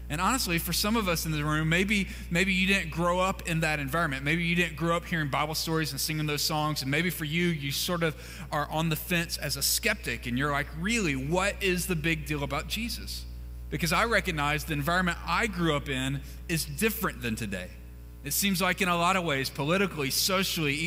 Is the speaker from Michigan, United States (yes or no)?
no; Mississippi, United States; moved away; I grew up in Mississippi